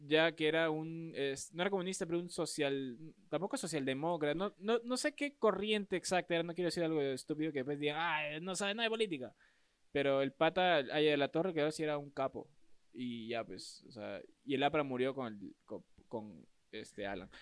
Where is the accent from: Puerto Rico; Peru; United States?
Peru; en mi Perucito lindo